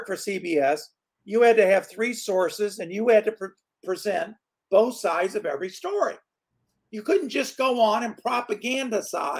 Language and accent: English; Michigan, United States; moved away as an adult; also born or lived in Hollywood; now in Florida, United States; I grew up in Michigan